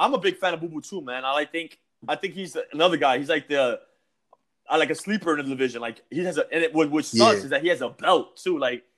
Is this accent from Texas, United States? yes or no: no; New York, United States; I'm from New York. I'm based in New York